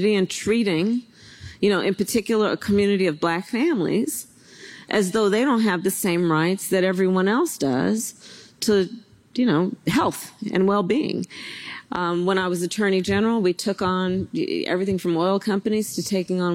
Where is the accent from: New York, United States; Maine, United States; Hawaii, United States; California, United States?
California, United States; Oakland; I was born in Oakland, California. I was raised by a community that was very deeply steeped in civil rights